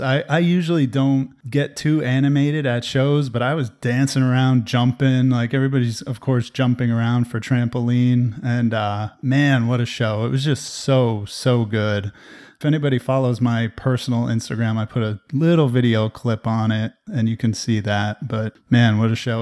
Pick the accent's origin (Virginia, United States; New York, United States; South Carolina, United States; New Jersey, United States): New Jersey, United States; moved away; a tradition that I grew up with in New Jersey